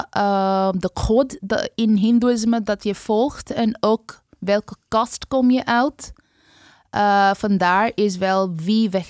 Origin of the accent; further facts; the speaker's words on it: West Bengal, India; now in Netherlands; Nee, ik ben van de hoogste kast. Ik kom uit Bengal, maar voor ons is onze groente.